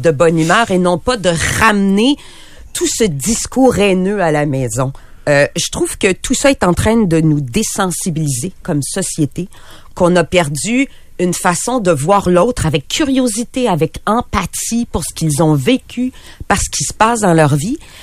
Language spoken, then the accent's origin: French; Quebec City, Quebec, Canada; je suis de Québec